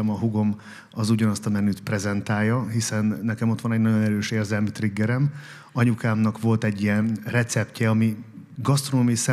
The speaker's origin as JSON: {"language": "Hungarian", "town": "Vésztő", "region": "Békés", "country": "Hungary", "tie": "born or raised there", "moved": "yes", "lives_now": "Esztergom, Hungary", "said": "Békés megye vésztő."}